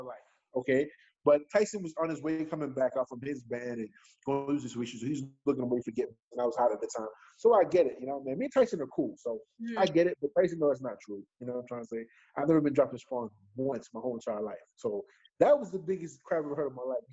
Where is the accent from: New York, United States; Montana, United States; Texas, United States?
New York, United States; New York City; I'm from Bed-Stuy, Brooklyn